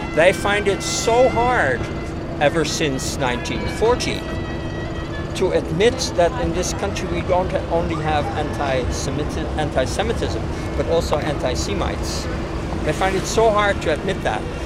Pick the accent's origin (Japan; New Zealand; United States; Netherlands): Netherlands; Amsterdam, North Holland; I'm a Dutch citizen. I was born in Amsterdam